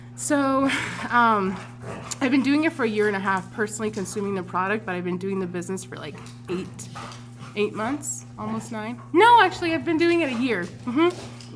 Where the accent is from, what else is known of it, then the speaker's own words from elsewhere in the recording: Anderson, California, United States; this is where I grew up in Anderson